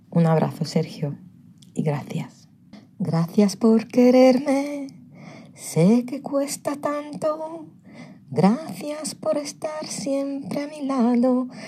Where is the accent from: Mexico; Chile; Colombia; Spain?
Spain; Robledo de Chavela, Community of Madrid; te vi actuar aquí, en mi pueblo, en las fiestas patronales de Robledo de Chabela